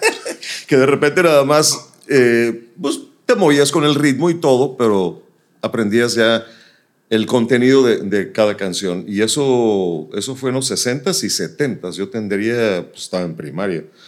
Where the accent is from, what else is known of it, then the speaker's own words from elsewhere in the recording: Nuevo Laredo, Tamaulipas, Mexico; now in Monterrey, Mexico; Yo nací en Nuevo Laredo, me trasladaba a Laredo, Texas